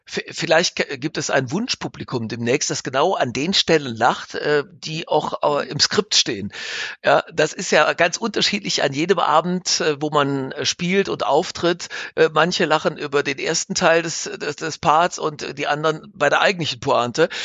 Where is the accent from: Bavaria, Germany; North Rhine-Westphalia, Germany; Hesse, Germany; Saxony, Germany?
North Rhine-Westphalia, Germany; Straelen; meiner Heimatstadt Strahlen